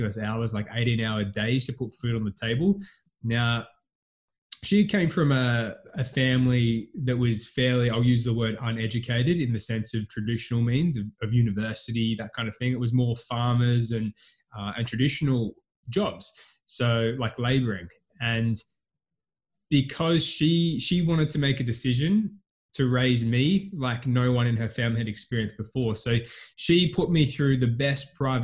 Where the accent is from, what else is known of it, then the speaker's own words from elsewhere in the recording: Hobart, Tasmania, Australia; now in Gold Coast, Australia; originally I'm from Hobart, Tasmania, which is the Apple Island of Australia.